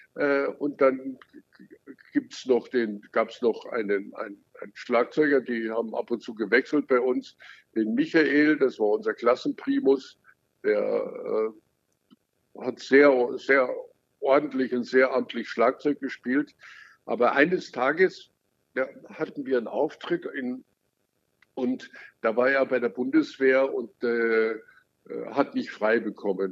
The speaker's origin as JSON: {"language": "German", "area": "Lake Starnberg", "region": "Bavaria", "country": "Germany", "tie": "born or raised there", "said": "ich bin ja am Starnberger See groß geworden"}